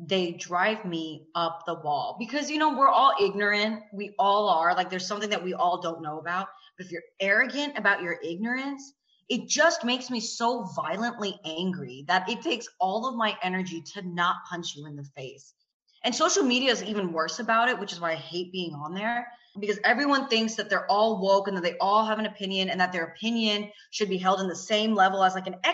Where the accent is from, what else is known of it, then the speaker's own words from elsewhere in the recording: the South, United States; because I grew up in the South